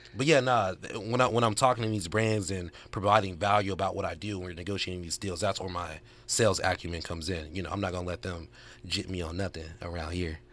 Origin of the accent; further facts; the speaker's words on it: Arkansas, United States; now in Los Angeles, United States; I'm from Arkansas